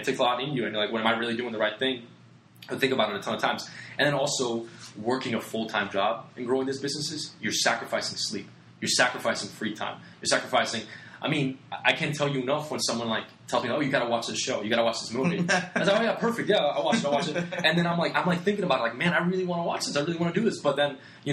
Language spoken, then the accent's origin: English; Puerto Rico; moved away; I come from Puerto Rico, small little island in the Caribbean